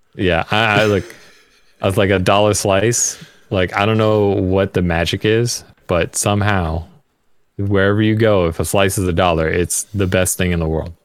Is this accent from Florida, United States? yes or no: no; New York, United States; I'm from New York